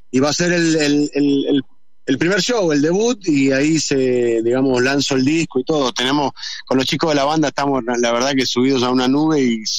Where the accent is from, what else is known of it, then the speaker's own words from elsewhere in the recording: Argentina; Y eso me pone muy contento porque en Argentina no es así. Entonces, eh, así como, como, como metálico argentino, digo que bueno, loco, porque al final … y esa gente hicieron escuela acá.